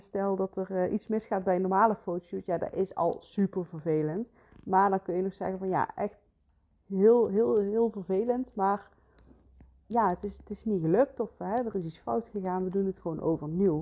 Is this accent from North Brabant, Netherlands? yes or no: yes; Geldrop, North Brabant, Netherlands; moved away as an adult; also born or lived in Heeze; now in Bakel, Netherlands; ik kom van origine uit Gelderop. ik ben niet in Gelderop geboren, maar kort daarna ben, zijn we naar Gelderop toe verhuisd en daar heb ik eigenlijk heel mijn leven eh, gewoond.